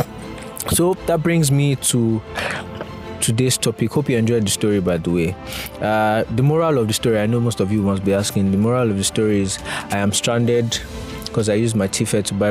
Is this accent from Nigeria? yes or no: yes; Nigeria; I'm a Nigerian.